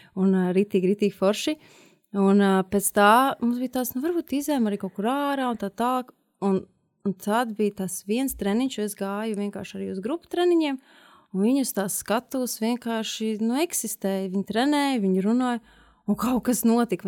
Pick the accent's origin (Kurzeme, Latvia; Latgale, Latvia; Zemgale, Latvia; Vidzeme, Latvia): Kurzeme, Latvia; Liepāja; moved away as an adult; now in Riga, Latvia; kā liepainiecei